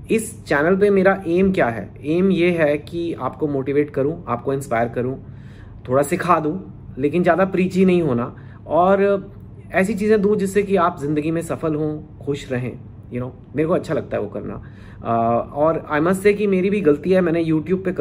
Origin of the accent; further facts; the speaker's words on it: Delhi, India; तो मेरा बचपन मैं दिल्ली में मेरा जन्म हुआ था दिल्ली में एक आई डोंट नो जो लोग फेमिलियर हैं एक छोटा सा कॉलोनी है नारायणा विहार